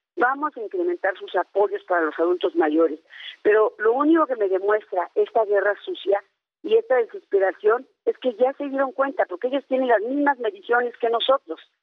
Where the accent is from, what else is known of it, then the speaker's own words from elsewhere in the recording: Sierra de Hidalgo, Mexico; Yo en mi pueblo, que es la Sierra de Hidalgo